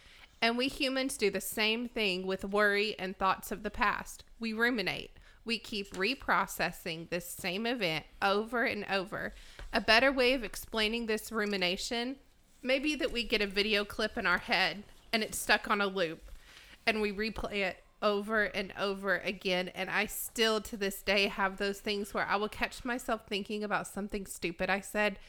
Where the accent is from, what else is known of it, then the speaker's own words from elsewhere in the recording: Arkansas, United States; I'm from Arkansas, yeah.